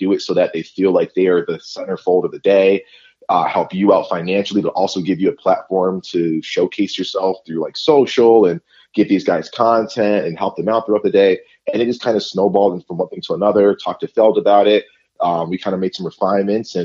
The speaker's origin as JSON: {"language": "English", "region": "New England", "country": "United States", "tie": "born or raised there", "said": "I grew up in New England"}